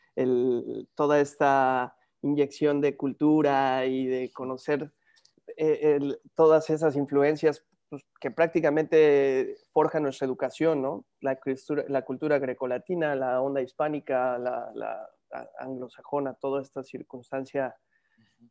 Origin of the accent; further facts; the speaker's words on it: San Martín Texmelucan, Puebla, Mexico; moved away as an adult; also born or lived in Mexico City / Cholula; now in Europe; nací en la Ciudad de México, pero me, me forjé en San Martín, Texmelucan, crecí ahí